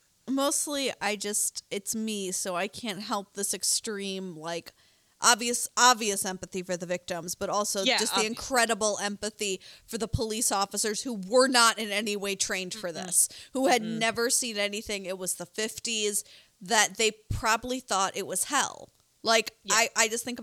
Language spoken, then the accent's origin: English; Wisconsin, United States; moved away; I'm originally from Wisconsin